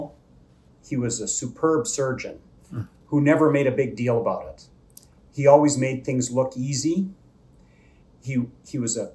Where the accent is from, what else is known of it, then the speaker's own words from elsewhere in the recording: Kenora, Ontario, Canada; moved away as an adult; also born or lived in Winnipeg, Manitoba; I grew up in Kenora, Ontario, at the north end of Lake of the Woods